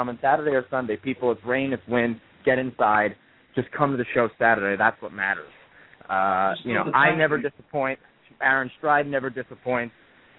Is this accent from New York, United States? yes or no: yes; New York City, New York, United States; Have you not read my bio? I'm from New York City, brother.